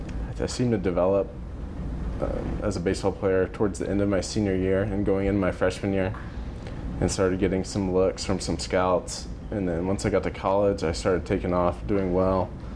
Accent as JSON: {"language": "English", "town": "Dallas", "region": "Texas", "country": "United States", "tie": "born or raised there", "said": "Yep, I stayed in the area."}